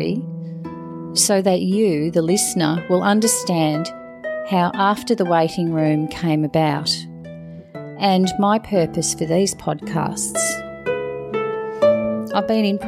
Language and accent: English; Geelong, Victoria, Australia; work part-time in one of the oncology wards in my hometown of Geelong